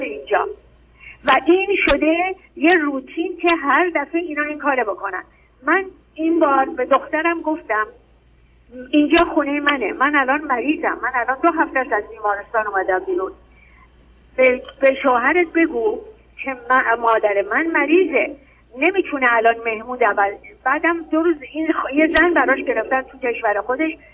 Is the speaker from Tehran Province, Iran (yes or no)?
yes; Tehran, Tehran Province, Iran; خودم مال تهرانم